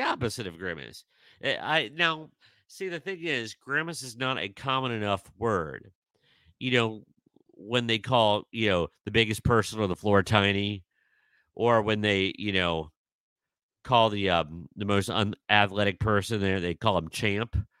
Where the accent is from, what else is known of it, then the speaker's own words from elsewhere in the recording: Midwest, United States; being a Midwesterner, we did, I mean, in our area, we did not grow up with Jack in the Box